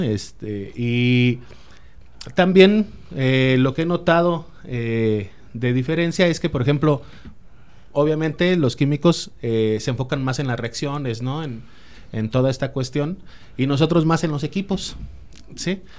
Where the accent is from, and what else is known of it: Mexico